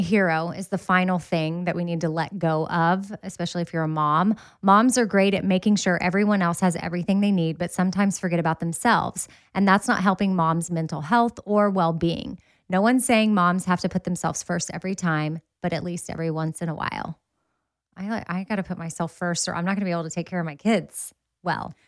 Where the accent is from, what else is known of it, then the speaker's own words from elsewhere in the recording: Austin, Texas, United States; I grew up in Austin and ran Town Lake a lot